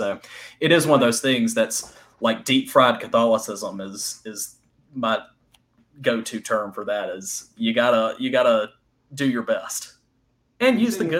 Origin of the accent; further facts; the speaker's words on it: the South, United States; I love being a Southerner and the living in this culture.